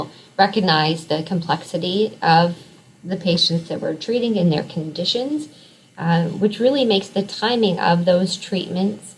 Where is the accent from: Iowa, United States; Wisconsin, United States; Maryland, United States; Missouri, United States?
Iowa, United States; across the river from Omaha; right across the river of my hometown